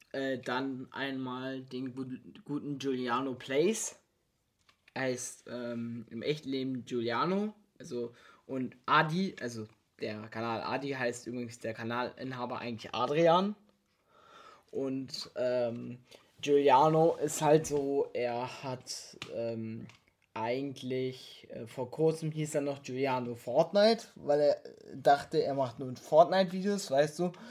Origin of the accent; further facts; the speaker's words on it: Cottbus, Brandenburg, Germany; wir kommen beide aus Cottbus